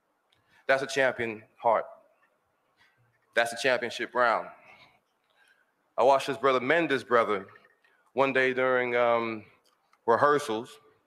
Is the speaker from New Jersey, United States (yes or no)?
no; Texas, United States; I'm a Texan